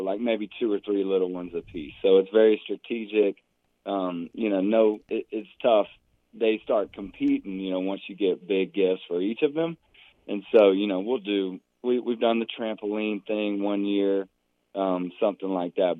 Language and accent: English; Franklin, Tennessee, United States; my hometown of Franklin now, right south of Nashville